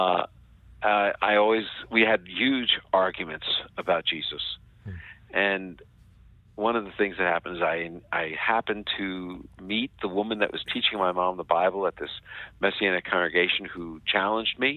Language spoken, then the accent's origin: English; United States; I was born in the United States. One of my sisters was as well. And we were raised in an observant Jewish home